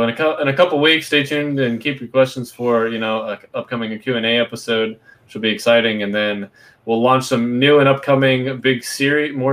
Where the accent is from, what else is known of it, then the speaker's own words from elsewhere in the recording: Florida, United States; also born or lived in West Virginia; Lived, lived the first little five wee years of my life there, um, and then moved to Florida.